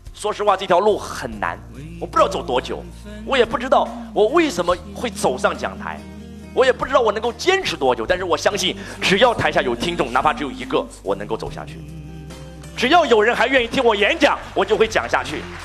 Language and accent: Chinese; China; 我以我是一个中国人为荣，我以我是一个中国人为傲